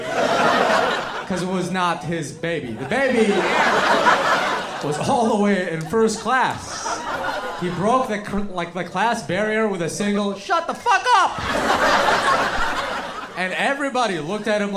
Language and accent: English; Yemen; now in United States; I didn't come all the way from Yemen